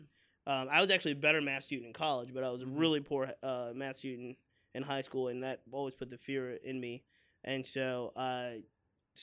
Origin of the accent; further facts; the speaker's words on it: Richmond, Virginia, United States; I was born and raised here on the West End, Henrico